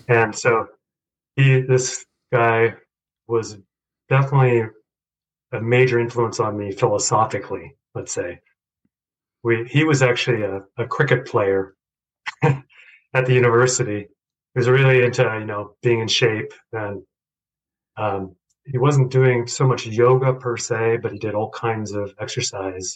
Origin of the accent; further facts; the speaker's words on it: Boulder, Colorado, United States; also born or lived in Chandigarh, India; growing up in Boulder